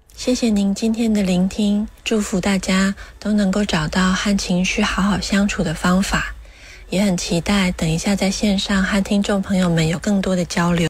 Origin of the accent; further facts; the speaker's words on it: Taiwan; 我是来自台湾的智商心理师